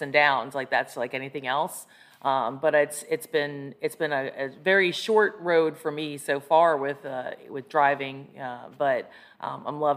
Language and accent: English; Scranton, Pennsylvania, United States; now in Arlington, United States; I was raised in northeastern PA, Scranton, PA.